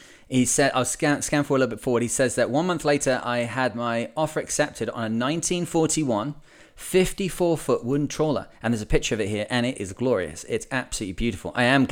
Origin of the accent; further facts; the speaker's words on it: Washington, United States; I grew up in Washington and my grandpa had a 30 or so foot Bayliner cabin cruiser and an obsession with boating.